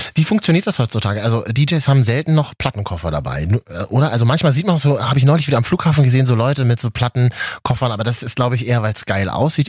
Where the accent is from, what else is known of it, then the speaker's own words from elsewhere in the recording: Berlin, Germany; ich komme aus Berlin